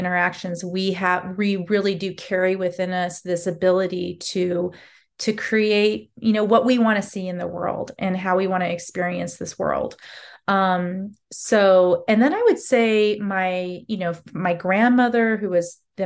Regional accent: Alaska, United States; I felt invisible as an Alaska Native young girl at that time, and even to my teens, 20s in my own, you know, home state

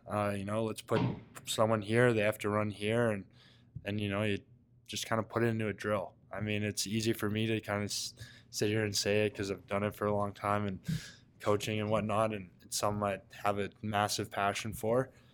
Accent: Coquitlam, British Columbia, Canada; moved away; growing up in Coquitlam, it's a hotbed for lacrosse out west.

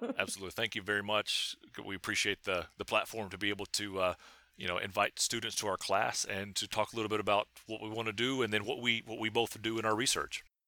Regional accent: Hancock County, East Tennessee, United States; moved away; I say I'm from East Tennessee, but if I know that you know where East Tennessee is, I'll say I'm from Hancock County.

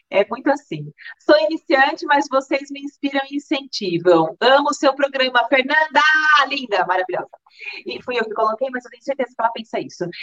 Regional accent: Maranguape, Ceará, Brazil; sou da cidade de Maranguape

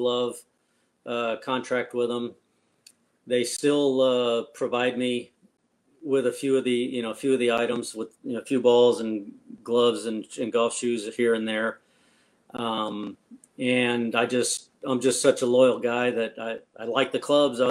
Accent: Texas, United States; born and raised here

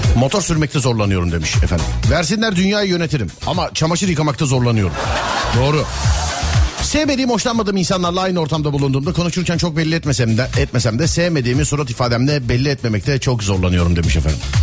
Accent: Istanbul, Turkey; bir İstanbullu olarak

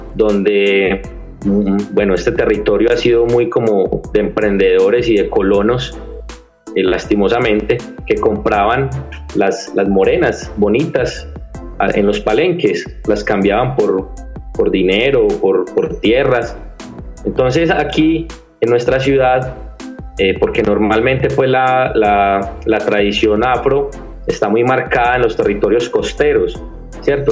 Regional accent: Medellín, Antioquia, Colombia; accent: paisa, interior; Yo soy de la ciudad de Medellín.

